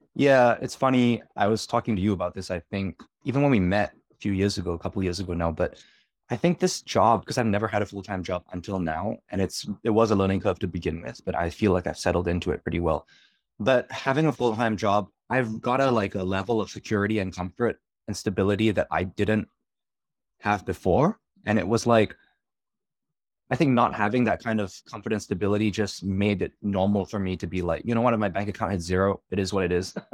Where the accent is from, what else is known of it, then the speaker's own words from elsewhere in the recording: Australia; moved away as an adult; also born or lived in New York; I'm from Australia